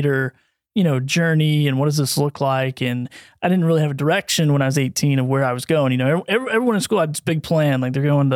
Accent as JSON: {"language": "English", "town": "Bristol", "country": "United States", "tie": "born or raised there", "also_born_or_lived": "St. Louis", "said": "went back to my hometown, and at that time was Bristol, Tennessee, Virginia"}